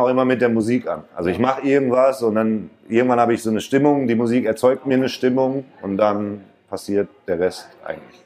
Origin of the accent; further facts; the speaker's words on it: Mülheim an der Ruhr, North Rhine-Westphalia, Germany; weil ich halt zurückgezogen bin nach Stierum und war halt wieder da, wo ich groß geworden bin